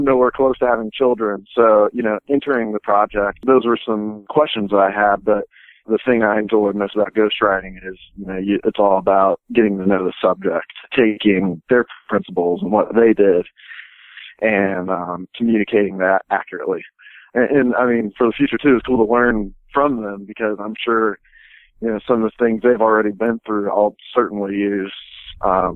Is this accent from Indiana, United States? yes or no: yes; Indiana, United States; I'm from Indiana